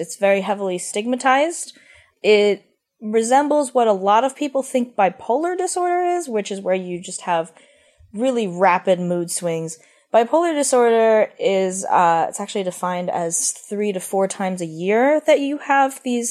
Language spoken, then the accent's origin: English; Philadelphia, Pennsylvania, United States; moved away as an adult; also born or lived in Columbus, Ohio; I'm from Philadelphia